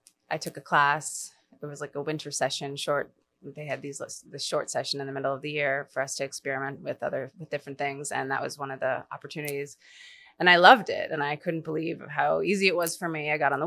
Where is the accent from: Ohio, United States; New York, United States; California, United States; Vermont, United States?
New York, United States; born there; also born or lived in Atlanta / Connecticut / London / Maine; I was born in New York. We lived there. We moved around my whole life. So the only real place that I've ever felt like was home was Maine.